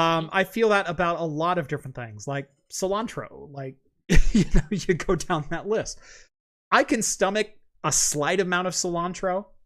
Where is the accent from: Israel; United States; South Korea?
United States; Phoenix, Arizona; I'm from Phoenix.